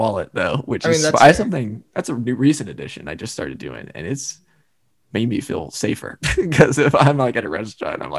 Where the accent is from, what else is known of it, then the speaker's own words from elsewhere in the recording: Indiana, United States; also born or lived in Ohio; The rest of my family is born in Indiana. So I was two-ish. Nathan was two when we moved over here.